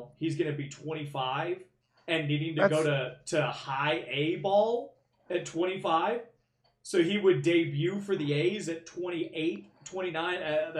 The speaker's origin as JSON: {"language": "English", "town": "Norman", "region": "Oklahoma", "country": "United States", "tie": "born or raised there", "said": "Totally different feel in the 90s growing up in Norman"}